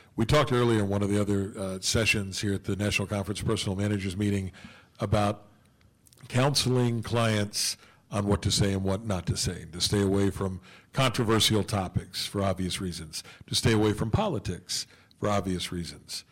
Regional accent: West Virginia, United States; back in my home state of West Virginia

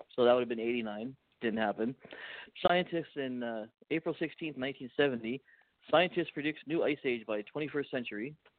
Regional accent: Canada

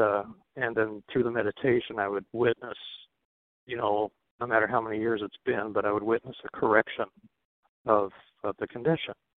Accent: Nebraska, United States; moved away as an adult; now in Twin Cities, United States; I was raised in Nebraska. I lived there from age oh, like four until age 27, 28 before I moved up to the Twin Cities.

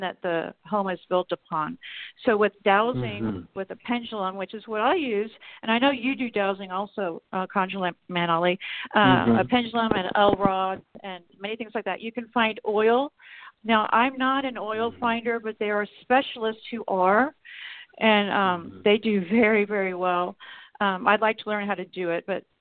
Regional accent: Texas, United States; now in Oklahoma, United States; I was raised in Texas

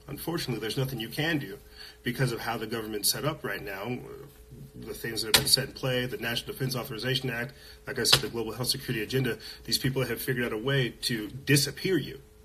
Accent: Los Alamos, New Mexico, United States; I'm from Los Alamos, New Mexico, where they do a lot of shady stuff.

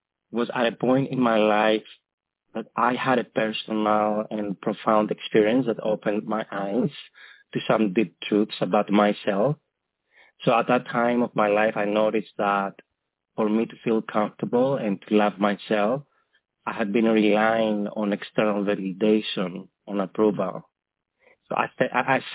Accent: Greece; moved away; back in Greece, my homeland, where I'm from

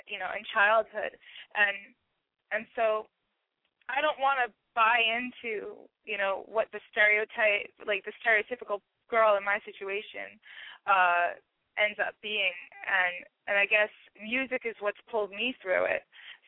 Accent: Newark, New Jersey, United States; now in New York, United States; Grew up in Newark, New Jersey, and now I'm in New York.

